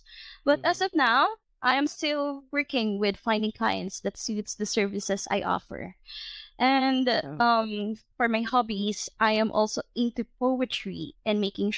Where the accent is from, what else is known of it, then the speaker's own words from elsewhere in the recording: Philippines; English is a second language; I am 22 years old. I am from the Philippines.